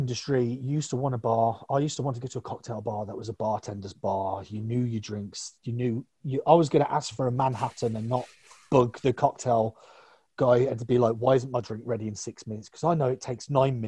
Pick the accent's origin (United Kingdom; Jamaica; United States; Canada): United Kingdom; I'm British.